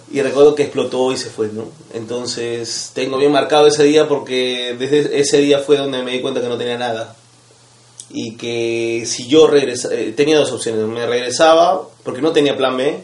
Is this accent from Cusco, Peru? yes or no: yes; Cusco, Peru; moved away; vengo de Cusco